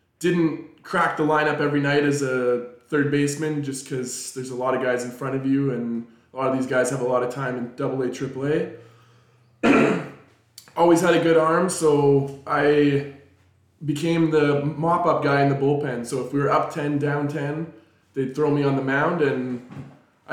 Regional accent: North Vancouver, British Columbia, Canada; I'm from North Vancouver, British Columbia.

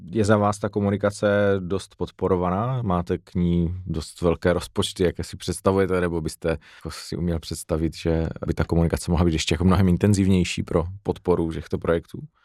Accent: Frýdek-Místek, Moravian-Silesian Region, Czechia; Já pocházím z Frýdku místku

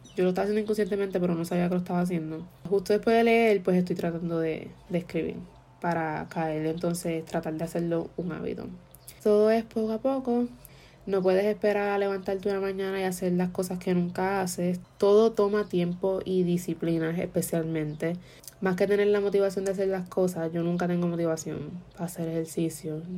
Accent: Puerto Rico; fue la primera vez que salí de Puerto Rico desde séptimo grado

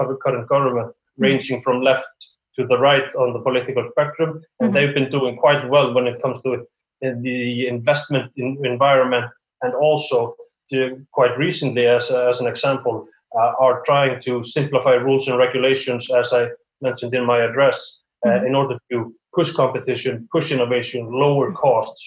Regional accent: Iceland; Iceland, and we are obviously a fairly small island in the middle of the Atlantic

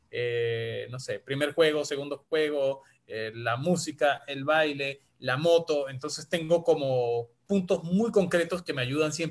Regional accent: Andes, Venezuela; Es venezolana, nacida en mi tierra también, en los Andes, pero vive en Perú desde los años 90.

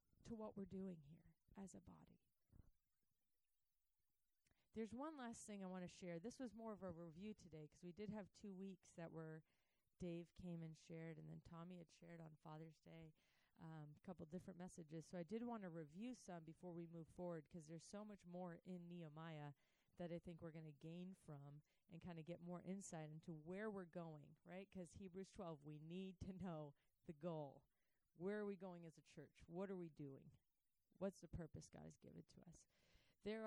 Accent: United States; I was growing up in the States

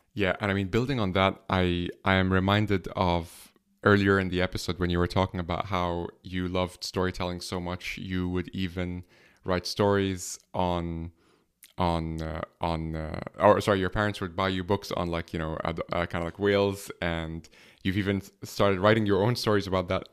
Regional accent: Egypt; now in Dublin, Ireland; I'm from Egypt, but I'm based here in Ireland

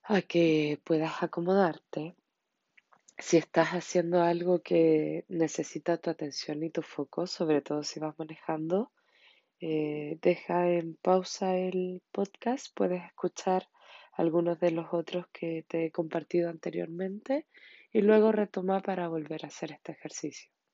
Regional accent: Chile; en mi país, Chile

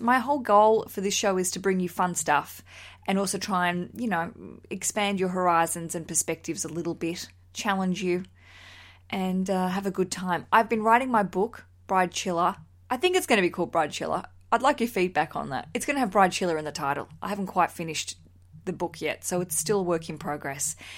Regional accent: Australia; now in London, United Kingdom; As an Australian

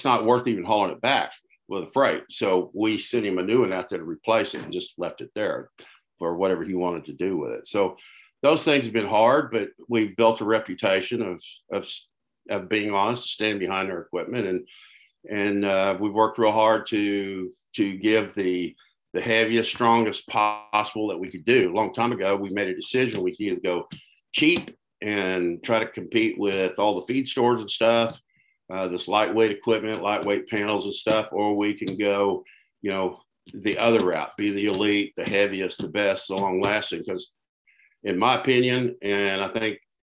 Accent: Tulsa, Oklahoma, United States; also born or lived in Ada, Oklahoma; I was born and raised in Tulsa. Lived here all my life

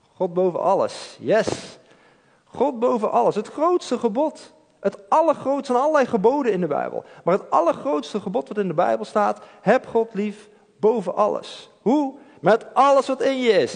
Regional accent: Eindhoven, North Brabant, Netherlands; ik kom uit Eindhoven.

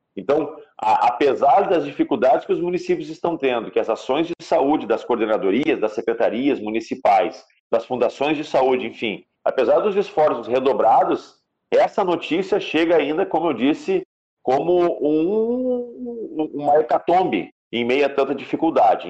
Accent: Gaúcho, Rio Grande do Sul, Brazil; Nós somos brasileiros, nós somos gaúchos

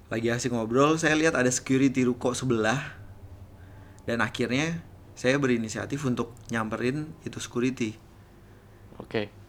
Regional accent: Banyuwangi, East Java, Indonesia; now in Denpasar, Indonesia; saya langsung bilang iya untuk siap dipindahkan karena uh, sangat dekat dengan tempat asal saya yaitu Banyuwangi.

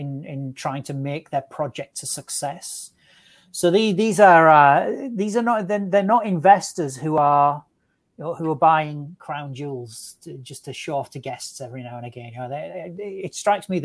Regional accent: England, United Kingdom; as an Englishman

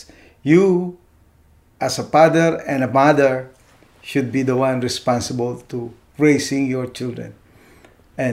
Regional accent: Philippines; first language Tagalog; English is a second language; now in United States; Being a Filipino

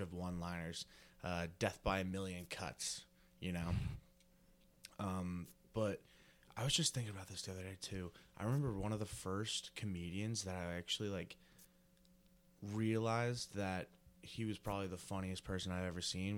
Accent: rural New Jersey, United States; Rural New Jersey really didn't live around the city at all.

